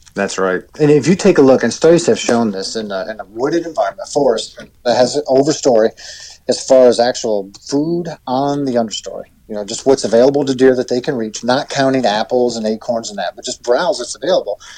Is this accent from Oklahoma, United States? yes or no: no; Pennsylvania, United States; my home state and your neighbor, uh, Pennsylvania